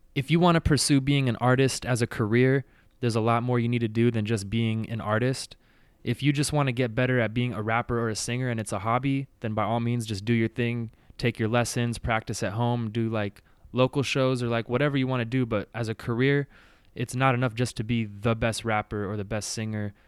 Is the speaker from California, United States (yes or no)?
yes; Bay Area, California, United States; moved away as an adult; now in San Diego, United States; I was born and raised in the Bay Area, so grew up there, went to high school